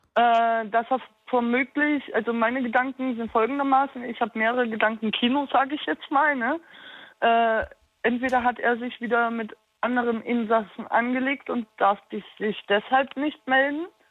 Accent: Berlin, Germany; now in Darmstadt, Germany; ich stamme aus Berlin

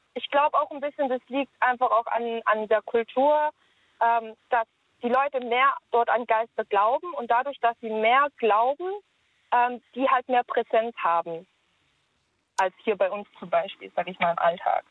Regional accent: Germany; Ich bin hier in Deutschland aufgewachsen

